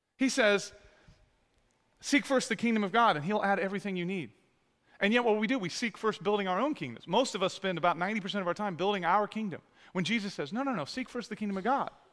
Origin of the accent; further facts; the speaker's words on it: United States; I was born in America